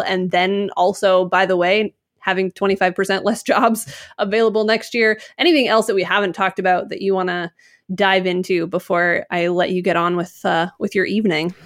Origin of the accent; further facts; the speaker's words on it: Utah, United States; growing up in Utah at that time